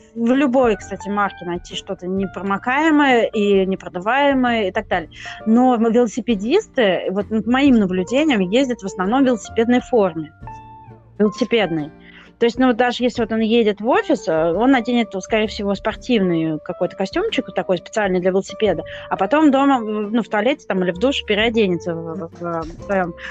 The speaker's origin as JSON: {"language": "Russian", "region": "Moscow", "country": "Russia", "moved": "as an adult", "lives_now": "London, United Kingdom", "said": "я из Москвы"}